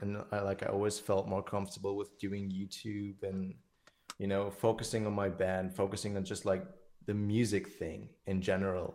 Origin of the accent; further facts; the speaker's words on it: Germany; I'm in Germany, uh, my hometown